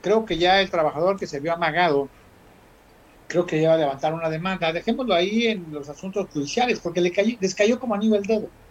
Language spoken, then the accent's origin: Spanish; Costa Grande, Guerrero, Mexico; como buen costeño, digo que estoy acostumbrado a la super, ¿no? Los que somos de Costa Grande, con la sangre caliente del Guerrero Blanco